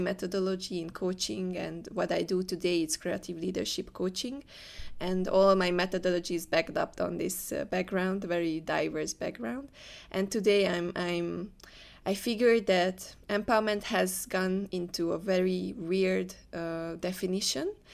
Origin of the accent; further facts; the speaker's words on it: Hungary; moved away as an adult; now in Malaysia; I'm from Hungary. I never lived outside Hungary.